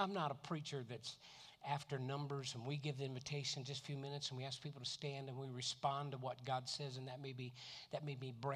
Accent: Tampa, Florida, United States; I'm from Tampa

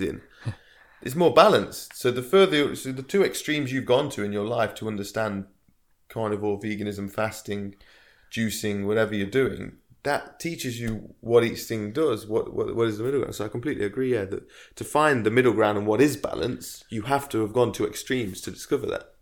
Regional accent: Derby, East Midlands, United Kingdom; moved away; I moved back to my hometown, Derby, where we are now

